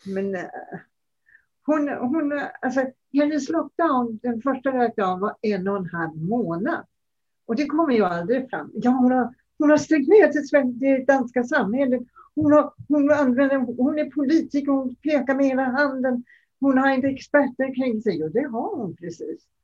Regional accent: Denmark; now in Sweden; jag kommer ju från Danmark

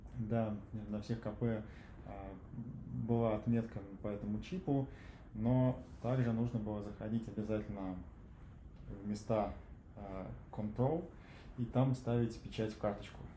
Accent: Tver, Tver Oblast, Russia; я родился в Твери

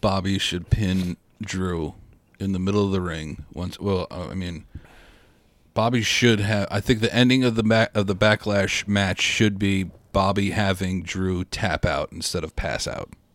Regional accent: New York, United States; I'm from New York

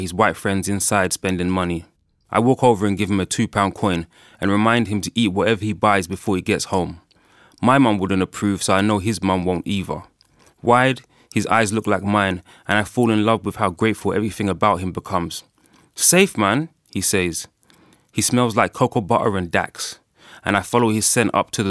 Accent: Ghana; obviously I'm from Ghana

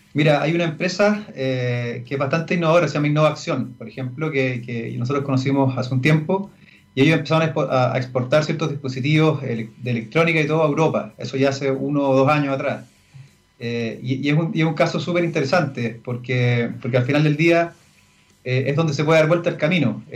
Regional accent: María Elena, Antofagasta, Chile; also born or lived in Chuquicamata; Yo nací en María Elena, imagínate, en medio de La Pampa

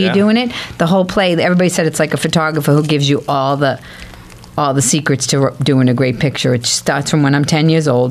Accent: Boston, Massachusetts, United States; I come from Dorchester.

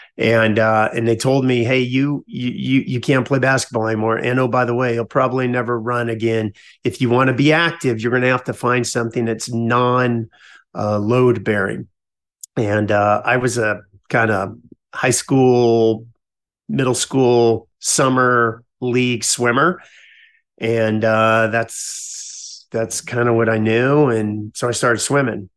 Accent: California, United States; also born or lived in Lackland Air Force Base, Texas; born, born Texas, but raised in California

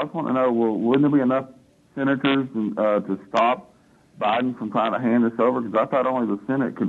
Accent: Texas, United States; I'm calling as an American, you know, and as a Texan

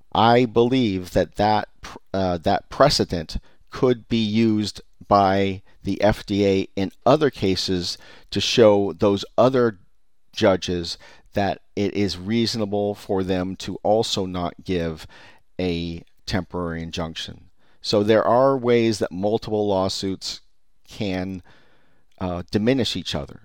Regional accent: California, United States; I'm from California

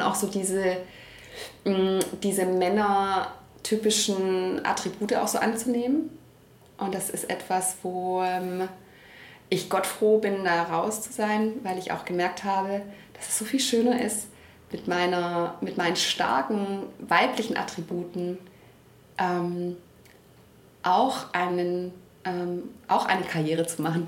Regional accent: Stuttgart, Baden-Württemberg, Germany; Ich bin hier geboren, ich bin hier immer geblieben

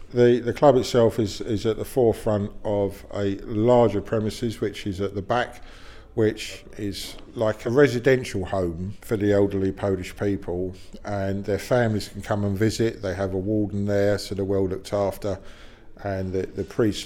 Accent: London, United Kingdom; I was born and bred in Balham

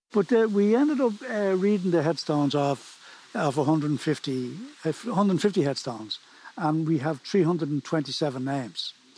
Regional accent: Dublin, Leinster, Ireland; moved away as an adult; now in Preban, Ireland; I was born and raised in Dublin

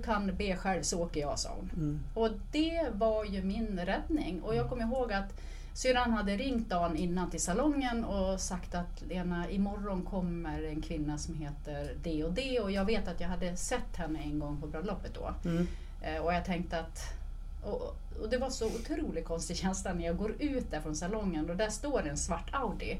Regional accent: Dalarna County, Sweden; Men jag är uppvuxen i Dalarna

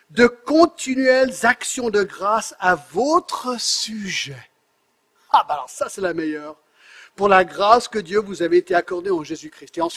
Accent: France; born there; j'habite en France depuis presque 25 ans, mes trois enfants sont français, je suis né en France

